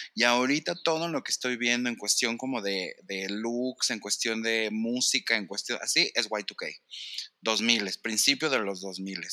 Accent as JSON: {"language": "Spanish", "country": "Mexico", "said": "yo era mexicano"}